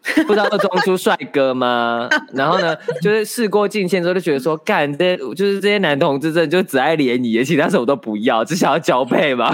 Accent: Taichung, Taiwan; moved away as an adult; also born or lived in Sanxia, New Taipei; 离开台中啊，就是我以前，我台中人嘛，然后考上台北的学校

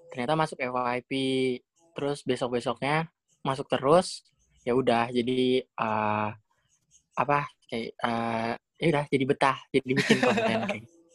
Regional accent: Cirebon, West Java, Indonesia; aku ya aku asal Cirebon oh dari Cirebon berarti bisa bahasa Jawa dong

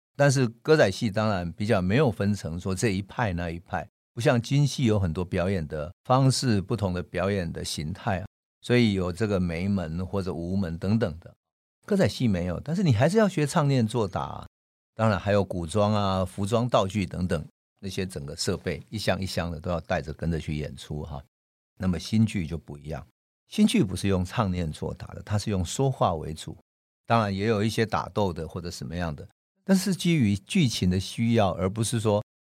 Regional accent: Taiwan; 我从小在农村长大的哈，我算台语也讲得蛮溜的，甚至于可以讲一种类似于读书音

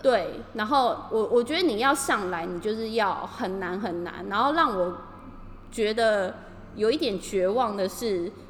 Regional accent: Taiwan; now in Tokyo, Japan; 对我是台湾人来说

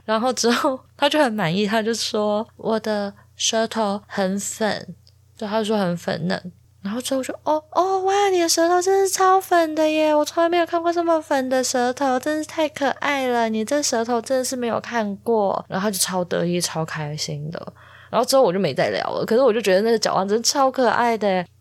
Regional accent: Taichung, Taiwan; 因为我是台中人嘛

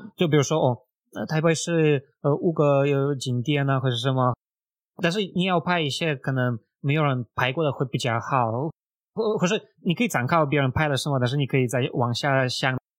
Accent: Russia; Chinese is a second language; moved away as an adult; now in Taiwan; 我是住在大湾，已经快四年，那我是出生在俄罗斯，那目前在大湾做网络行销

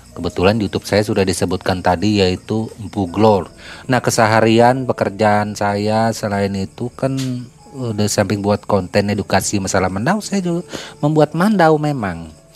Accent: West Kutai Regency, East Kalimantan, Indonesia; kampung saya di daerah Kabupaten Kutai Barat, Kalimantan Timur, tepatnya di Desa Lempuna.

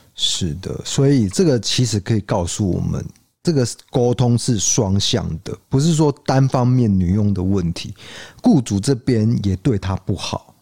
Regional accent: Taiwan; 我们台湾人是四四

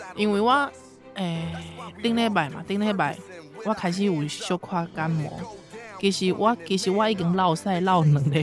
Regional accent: Taipei, Taiwan; 咱是台北人嘛

